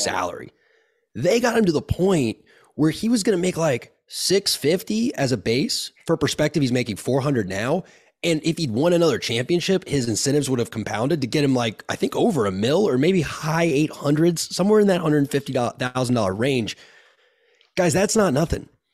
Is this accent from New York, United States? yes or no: no; Tallahassee, Florida, United States; I grew up in Tallahassee.